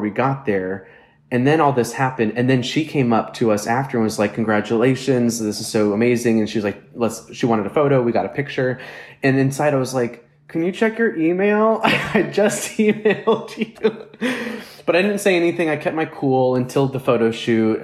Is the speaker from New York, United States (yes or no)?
yes; New York City, New York, United States; me personally as a New Yorker